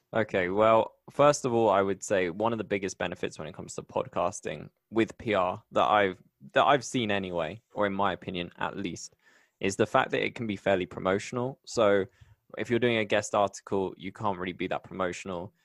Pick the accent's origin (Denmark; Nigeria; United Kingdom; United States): United Kingdom; Bristol, South West England; moved away as an adult; now in Medellin, Colombia; I'm so proud of my home. I'm from Bristol.